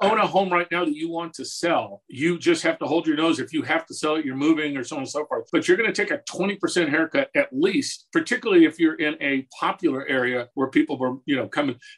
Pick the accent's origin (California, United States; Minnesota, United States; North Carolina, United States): California, United States; Southern; moved away; And I come from Southern California originally.